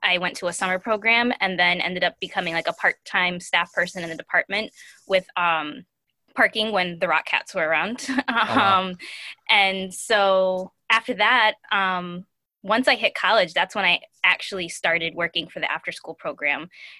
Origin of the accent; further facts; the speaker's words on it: New Britain, Connecticut, United States; I'm from New Britain, graduated New Britain High School.